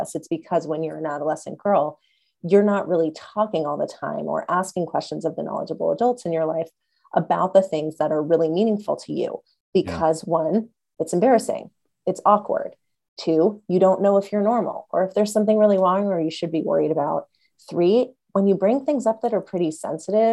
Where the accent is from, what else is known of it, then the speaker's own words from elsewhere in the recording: Los Angeles, California, United States; I grew up in Los Angeles